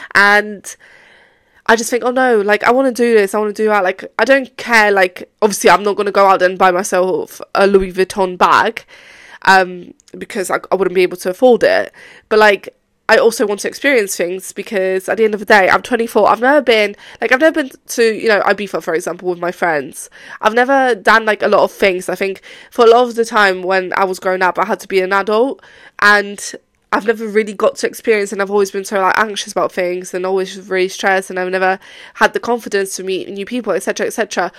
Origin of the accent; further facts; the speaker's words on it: Poland; now in England, United Kingdom; Well, obviously I've been abroad. I came from Poland to England, but that's not the point.